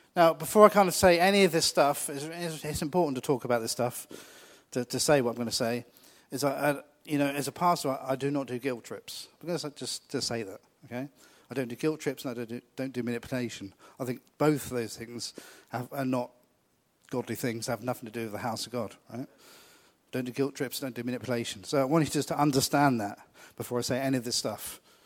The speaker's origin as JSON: {"language": "English", "country": "United Kingdom", "said": "we're really British about these things"}